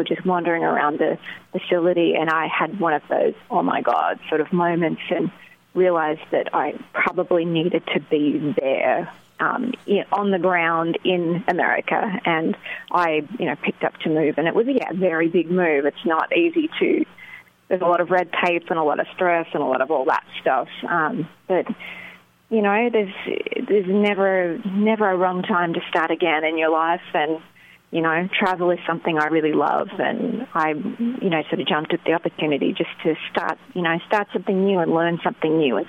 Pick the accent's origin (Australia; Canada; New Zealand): Australia; now in United States; It's like, where are you from? I'm just Australian. But I suppose it stands out a lot in the South. I did live in Los Angeles for a few years prior